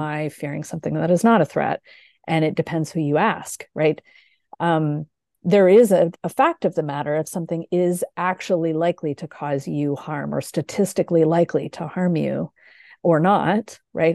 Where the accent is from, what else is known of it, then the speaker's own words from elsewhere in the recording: Canada; now in Michigan, United States; I am Canadian. I now live in the U S